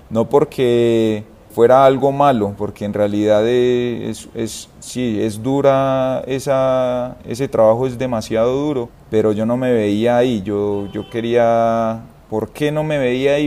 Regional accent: Itagüí, Antioquia, Colombia; also born or lived in San Antonio de Prado; yo soy del municipio de, Itagüí, soy de eh, barrio San Gabriel

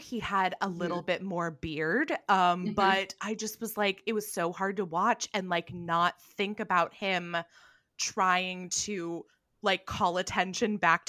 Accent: California, United States; I grew up in California

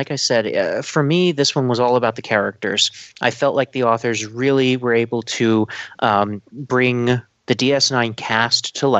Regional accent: Ireland; I've always called him Cole Meany my entire life, but I'm Irish

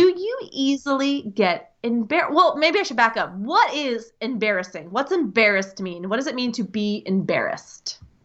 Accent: United States; accent: American English; the accent you hear is the American English accent. I'm coming to you from the U S

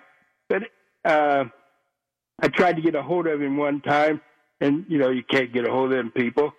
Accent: Russells Point, Ohio, United States; 89. I'm from Indian Lake Russell Point, Ohio.

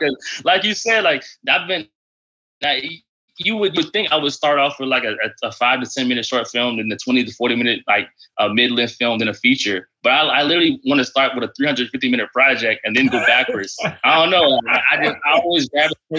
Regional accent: Orlando, Florida, United States; moved away as an adult; now in Washington, D.C., United States; I'm from Orlando, Florida. So like, actually, like I'm saying, grew up like right down the street from Disney.

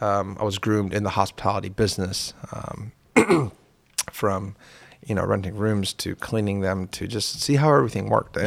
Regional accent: Carter County, United States; And also, you know, my accent, even if I had any, got covered up by growing up in Carter County.

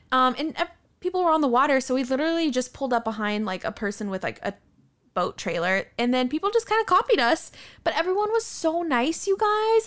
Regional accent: Arizona, United States; we grew up in Arizona

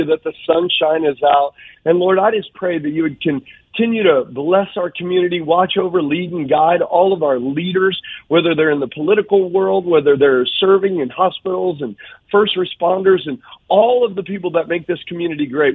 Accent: Louisiana, United States; I'm from Louisiana

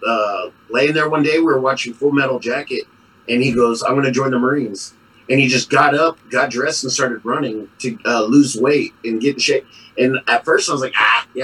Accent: San Antonio, Texas, United States; now in Colorado Springs, United States; Born and raised in San Antonio

